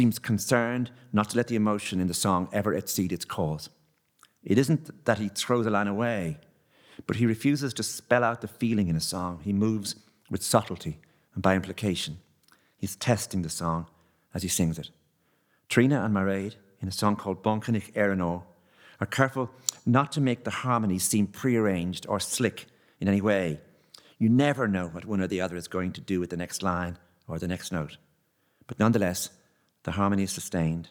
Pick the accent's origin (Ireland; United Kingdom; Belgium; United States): Ireland; Enniscorthy, Leinster; moved away; I was from Enniscorthy